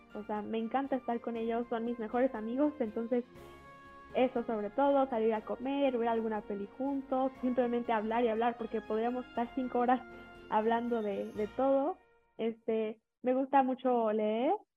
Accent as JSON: {"language": "Spanish", "town": "Toluca", "region": "State of Mexico", "country": "Mexico", "moved": "yes", "said": "yo era de Toluca, bueno, yo este, soy de Toluca"}